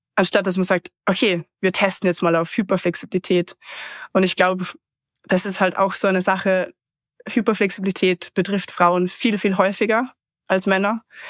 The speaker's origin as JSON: {"language": "German", "country": "Austria", "said": "ich komme eben ursprünglich aus dem Salzkammergut in Österreich"}